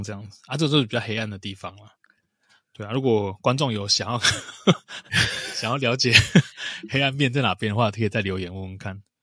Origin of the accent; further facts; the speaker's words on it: Taiwan; 其实我是台湾人